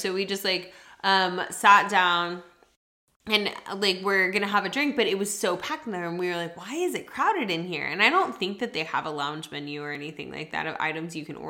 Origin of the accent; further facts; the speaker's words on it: Texas, United States; We're from Texas.